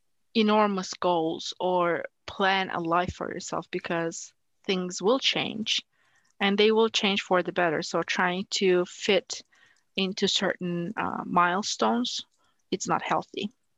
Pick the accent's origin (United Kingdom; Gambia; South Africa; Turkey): Turkey; English is a second language; You know, growing up in Turkey, and especially working at NASA in a very male-dominated environment, there are expectations of how a woman should be